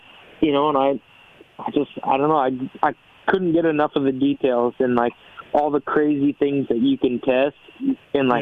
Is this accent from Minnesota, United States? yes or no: yes; Minnesota, United States; moved away as an adult; also born or lived in Florida; my hometown is probably a similar situation in Minnesota. Like, there's 3,000 people there.